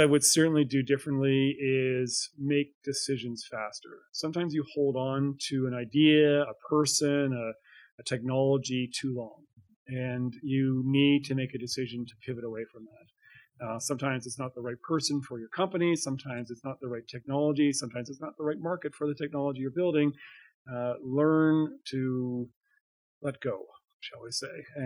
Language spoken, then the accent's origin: English; Calgary, Alberta, Canada; I grew up in Alberta. I was born in Calgary. This is my home.